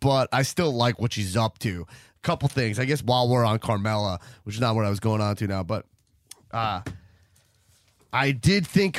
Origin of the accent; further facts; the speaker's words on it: Long Island, New York, United States; I'm from Long Island, not Staten Island.